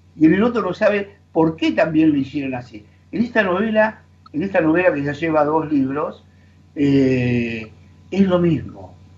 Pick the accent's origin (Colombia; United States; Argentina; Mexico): Argentina; como argentinos